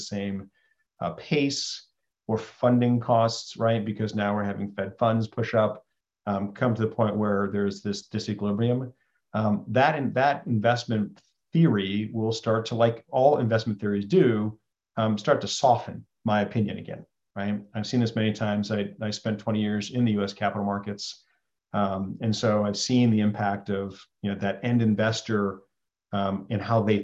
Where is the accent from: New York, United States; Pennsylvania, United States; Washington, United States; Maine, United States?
New York, United States; Western; I grew up in Western New York, right, along Lake Ontario